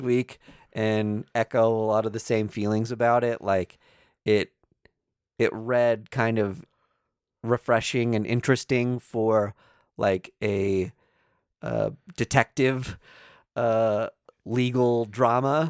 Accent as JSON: {"language": "English", "town": "Kansas City", "country": "United States", "said": "we are from Kansas City, which toes the line between Kansas and Missouri."}